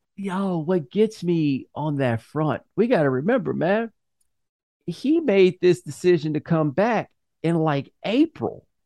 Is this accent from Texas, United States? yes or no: yes; Houston, Texas, United States; I'm from Houston